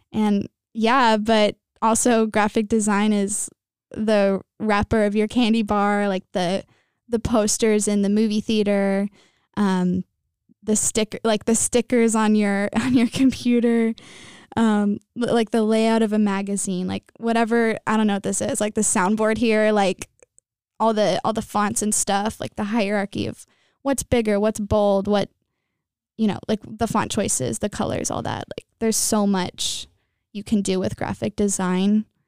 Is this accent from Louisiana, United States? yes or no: no; Temecula, California, United States; I'm from Temecula, California, and I'm a junior here at J P Catholic.